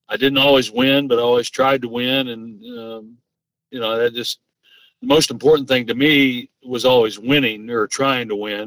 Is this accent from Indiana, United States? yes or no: yes; Converse, Indiana, United States; moved away as an adult; also born or lived in North Carolina / Denver; when I was growing up in Converse